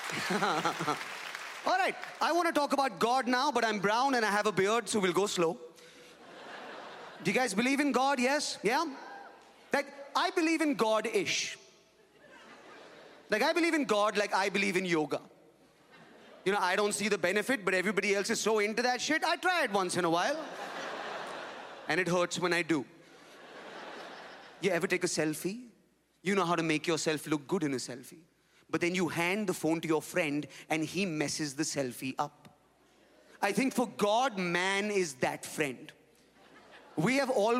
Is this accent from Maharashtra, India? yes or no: yes; Mumbai, Maharashtra, India; I am from Bombay in India.